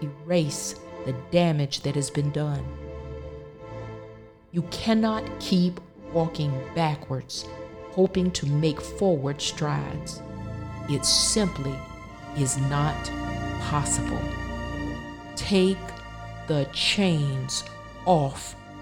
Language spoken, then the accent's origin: English; the South, United States; growing up in the South